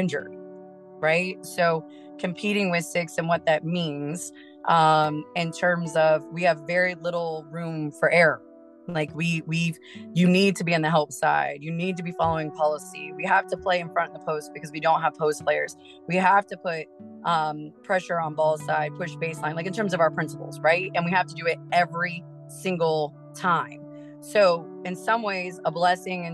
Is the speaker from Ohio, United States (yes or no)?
yes; Urbana, Ohio, United States; moved away as an adult; now in Springfield, Illinois, United States; where I'm from, which I'm from Urbana, Ohio, I had a great high school coach